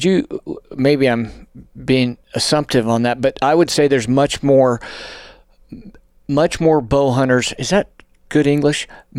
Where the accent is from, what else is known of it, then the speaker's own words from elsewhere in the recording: New Mexico, United States; now in Colorado, United States; because of where I grew up in New Mexico, live in Colorado, you know, to me, that's out my back door.